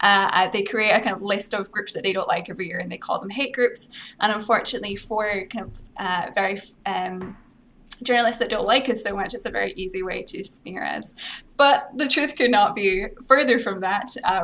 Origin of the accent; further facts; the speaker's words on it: Scotland, United Kingdom; accent: Scottish; If I think about it, I can put on my Scottish accent. Sometimes if I'm on TV in Scotland, I'll speak like that.